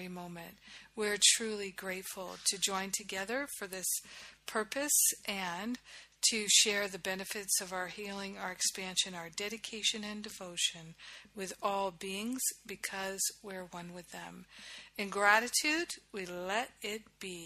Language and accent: English; Rhode Island, United States; moved away as an adult; also born or lived in Maine / Boston / New York / Los Angeles; I grew up in Rhode Island.